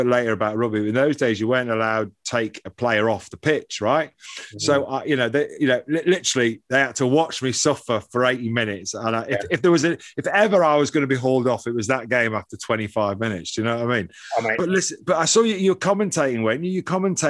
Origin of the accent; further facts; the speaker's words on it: Dublin, Leinster, Ireland; moved away; also born or lived in England; I was born in Dublin